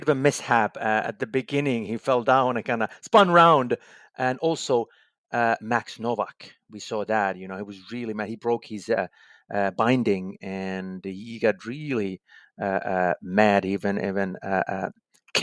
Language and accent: English; Finland; my home country, Finland